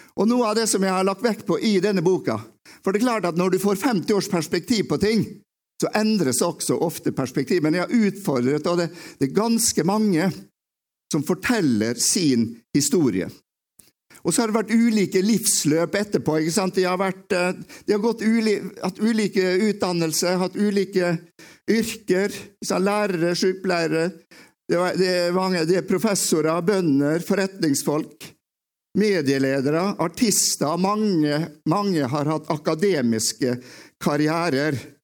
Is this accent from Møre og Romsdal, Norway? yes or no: yes; Åndalsnes, Møre og Romsdal, Norway; also born or lived in Bergen; now in Oslo, Norway; jeg kommer jo fra jeg kom fra Åndalsnes. Jeg vokste opp uh